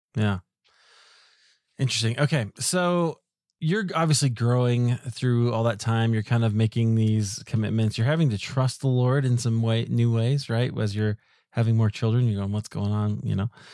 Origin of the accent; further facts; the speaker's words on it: Iowa, United States; now in Denver, United States; I grew up in Iowa